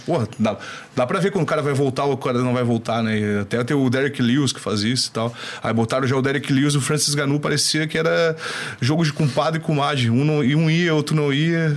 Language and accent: Portuguese; Brazil; sou brasileiro